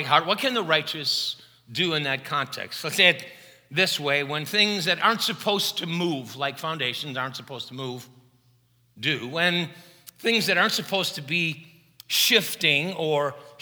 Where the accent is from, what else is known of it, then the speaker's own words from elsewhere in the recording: Chicago, Illinois, United States; I had a lot of Catholic friends growing up in Chicago who observed Lent